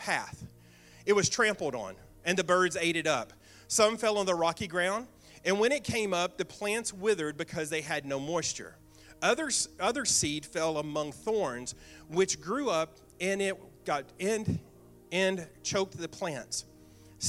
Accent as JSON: {"language": "English", "area": "Bootheel", "region": "Missouri", "country": "United States", "tie": "born or raised there", "said": "I was raised in the Boot Hill, Missouri"}